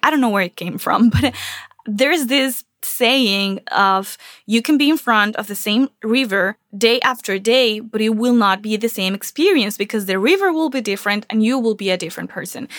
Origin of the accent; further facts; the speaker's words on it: Venezuela; moved away as an adult; also born or lived in Charlotte, North Carolina; now in Miami, United States; I'm originally from Venezuela, and I came from Venezuela to the U S eight years ago, and I left almost everything behind, and a lot of my stuff, my childhood stuff, stayed in Venezuela